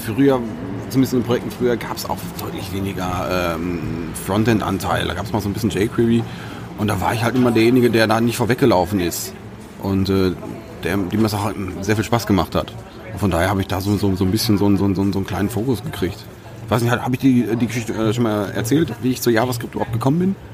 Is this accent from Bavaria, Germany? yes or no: no; Sauerland, North Rhine-Westphalia, Germany; ich komme aus dem Sauerland